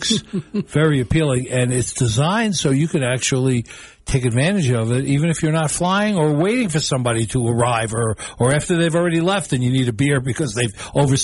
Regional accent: New York, United States; now in Missoula, United States; growing up in New York

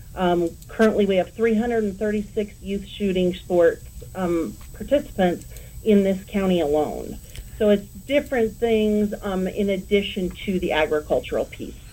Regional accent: Denver, Colorado, United States; moved away as an adult; now in Cheyenne, United States; I was born and raised in the Denver area

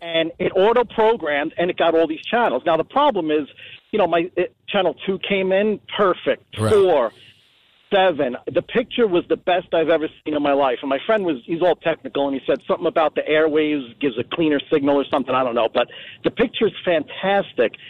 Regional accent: Jersey City, New Jersey, United States; now in Clark, United States; grew up in Hudson County in Jersey City.

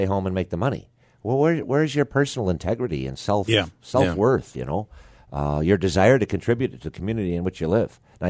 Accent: New York, United States; Every county has, I'm from Broome County, went to school in Herkimer County. Mm-hmm. I lived in Oswego County as a priest.

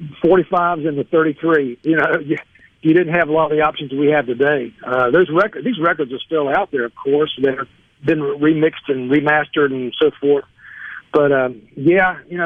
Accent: North Carolina, United States; my hometown in North Carolina

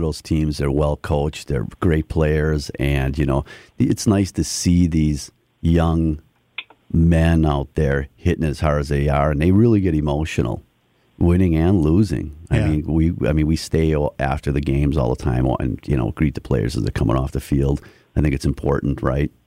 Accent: Milwaukee, Wisconsin, United States; now in Muskego, United States; so I'm a local guy. I grew up in Milwaukee.

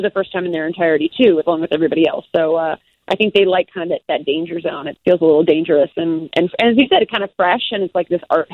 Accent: Midwest, United States; now in Chicago, United States; I'm a Midwesterner.

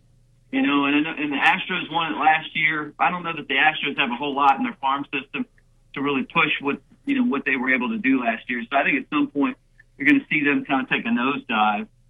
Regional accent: Baltimore, Maryland, United States; growing up in Baltimore

